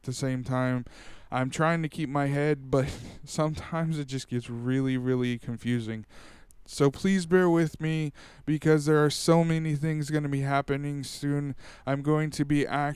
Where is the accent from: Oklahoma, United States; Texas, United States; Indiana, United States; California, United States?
California, United States; Tulare; I went to a sci-fi con here in my hometown